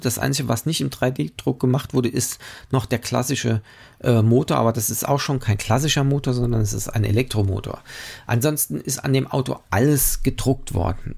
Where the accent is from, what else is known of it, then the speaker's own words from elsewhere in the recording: Germany; wir als Deutsche